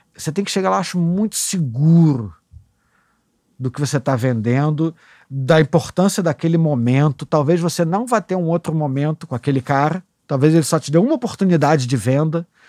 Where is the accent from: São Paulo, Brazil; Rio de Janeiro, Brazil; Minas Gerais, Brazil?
Rio de Janeiro, Brazil; Eu sou um garotinho da Zona Sul. Ah, nasci no Catete, mas depois vim morar com a minha mãe em Ipanema.